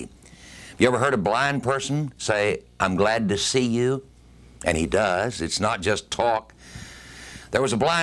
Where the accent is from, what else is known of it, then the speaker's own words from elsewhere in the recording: United States; our country, America